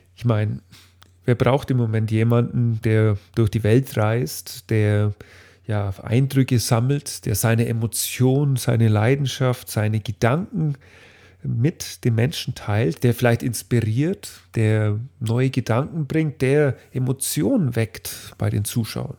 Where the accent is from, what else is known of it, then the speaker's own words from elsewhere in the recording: Dinkelsbühl, Bavaria, Germany; in Dinkelsbühl, meinem Heimatort